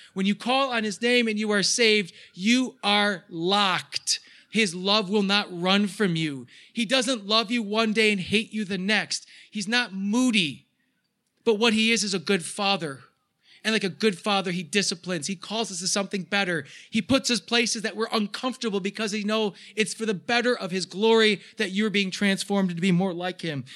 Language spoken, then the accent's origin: English; United States; as American Christians